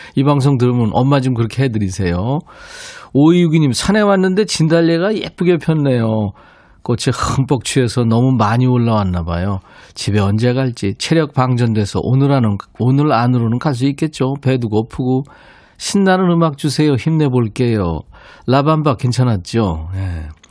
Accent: Busan, South Korea; 저도 고향이 부산이에요

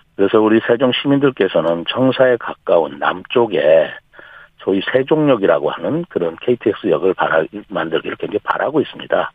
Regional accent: Chungcheong, South Korea; 저는 이 충청 지역에서 뭐 학교도 나오고 잘하고 배우고 또 충청 지역에서 쭉 일을 해왔고요. 아. 이제까지 충청 지역을 떠나본 적이 없습니다.

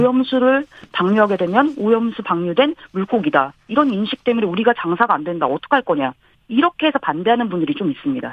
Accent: South Korea; moved away as an adult; now in Tokyo, Japan; 제가 이제 한국인이니까

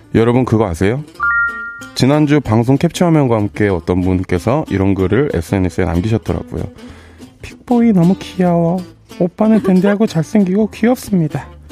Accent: Incheon, South Korea; 저 인천 사람입니다.

